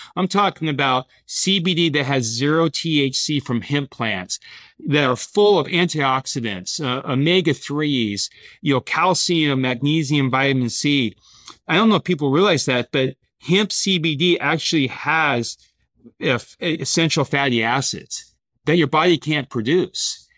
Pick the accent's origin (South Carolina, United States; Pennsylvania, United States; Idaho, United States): Idaho, United States; Boise; moved away as an adult; also born or lived in San Diego / Europe; I grew up playing sports in Boise, Idaho